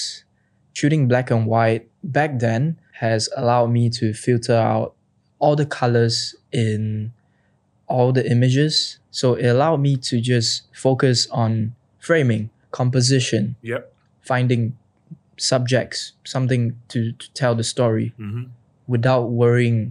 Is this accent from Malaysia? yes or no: no; Singapore; I'm from Singapore.